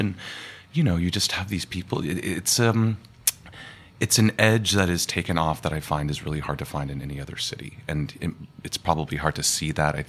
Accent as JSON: {"language": "English", "region": "Colorado", "country": "United States", "moved": "yes", "lives_now": "New York City, United States", "said": "I'm from Colorado originally"}